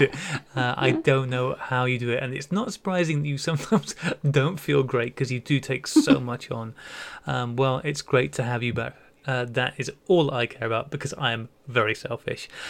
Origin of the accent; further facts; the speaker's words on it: United Kingdom; being British